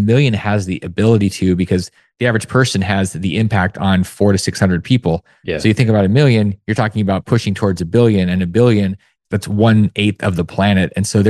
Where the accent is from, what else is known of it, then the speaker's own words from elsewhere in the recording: Alaska, United States; growing up in Alaska